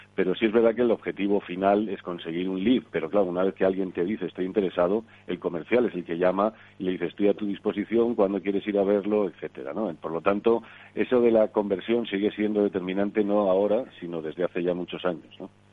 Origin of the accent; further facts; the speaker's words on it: Spain; como españoles